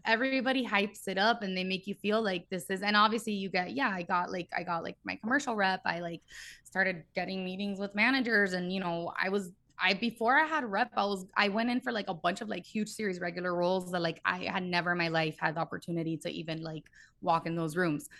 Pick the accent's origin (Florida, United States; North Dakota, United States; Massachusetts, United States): Florida, United States; Miami; moved away as an adult; now in Los Angeles, United States; I was born and raised in Miami, three oh five